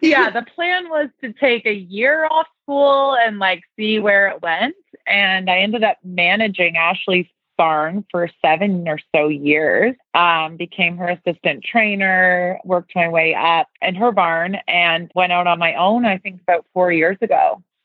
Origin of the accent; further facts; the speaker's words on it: Toronto, Ontario, Canada; moved away as an adult; I grew up in Toronto, Canada